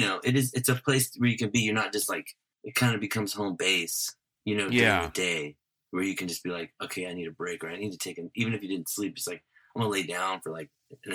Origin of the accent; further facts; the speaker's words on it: Visalia, California, United States; now in Los Angeles, United States; my hometown of Visalia.